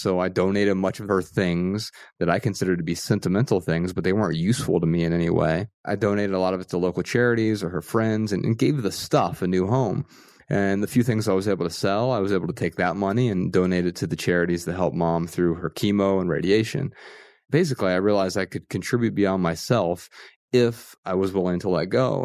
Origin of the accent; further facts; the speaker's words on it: Dayton, Ohio, United States; I grew up in Dayton, Ohio, Ryan and I both grew up in the same town and, and we grew up pretty poor